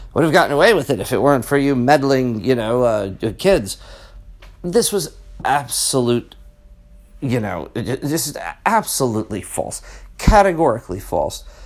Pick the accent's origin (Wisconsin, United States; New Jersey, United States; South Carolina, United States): New Jersey, United States; South River; I grew up in South River